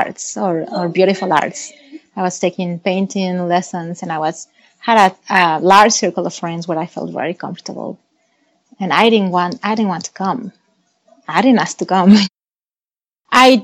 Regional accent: Mexico City, Mexico; English is a second language; moved away as an adult; also born or lived in South Carolina; now in United States; I was born in Mexico City, which is a very huge city

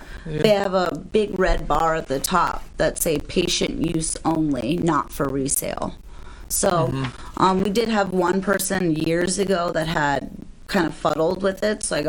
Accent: Las Vegas, Nevada, United States; I grew up in Vegas

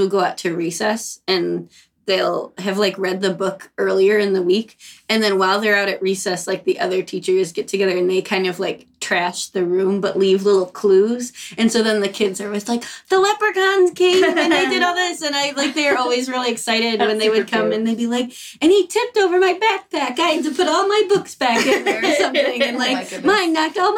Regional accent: Syracuse, New York, United States; we're from Syracuse

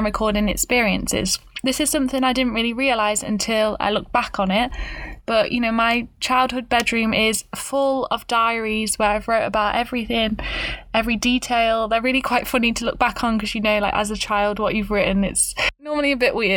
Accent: Stafford, West Midlands, United Kingdom; accent: British; I was born in a little place called Stafford, which is not the place of Shakespeare's birth

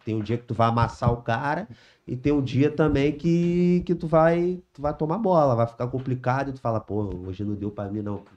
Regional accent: São Gonçalo, Rio de Janeiro, Brazil; nasci lá no Vila Laje, lá em São Gonçalo, lá, né? Criança normal, joga bola, solta pipa

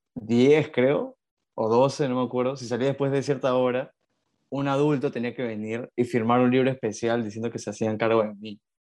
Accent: Lima, Peru; also born or lived in Buenos Aires, Argentina; soy de Lima, eh, siempre he vivido en Lima, salvo cuando estudié en la universidad, pero toda mi infancia la pasé en Lima.

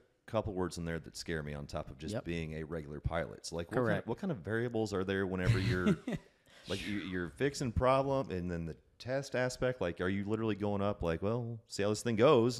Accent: Illinois, United States; And I'm from Illinois, so I personally lived it.

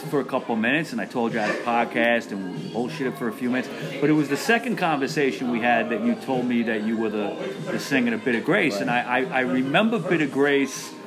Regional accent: New York City, New York, United States; I'm from Queens, too.

